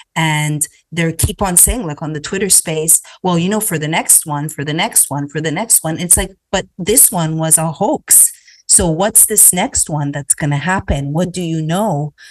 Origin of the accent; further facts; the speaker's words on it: Canada; now in United States; growing up in Canada